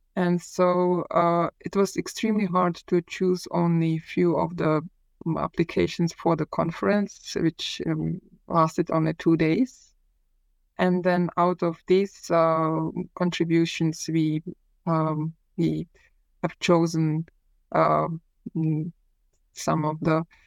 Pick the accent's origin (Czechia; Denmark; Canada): Czechia; Prague; I was born in Prague uh, in the early 1970s, which means that um, I spent my childhood